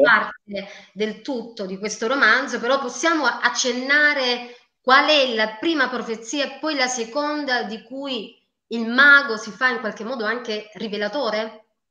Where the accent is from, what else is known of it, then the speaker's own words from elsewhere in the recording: Apulia, Italy; anch'io sono pugliese